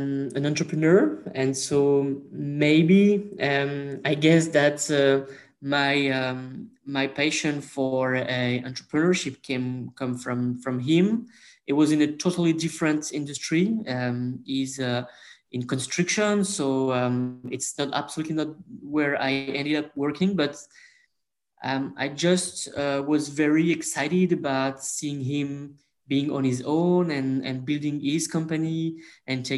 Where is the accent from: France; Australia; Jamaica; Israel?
France; French Alps, southeast France; accent: French; English is a second language; I'm French. So I grew up in France, more specifically in the Alps mountains. So let's say southeast of France, basically, in the mountains.